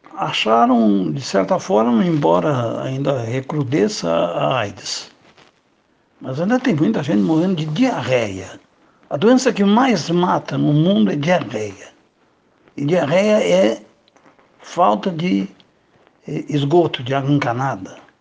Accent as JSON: {"language": "Portuguese", "region": "Rio Grande do Sul", "country": "Brazil", "tie": "born or raised there", "said": "Na minha terra, no Rio Grande"}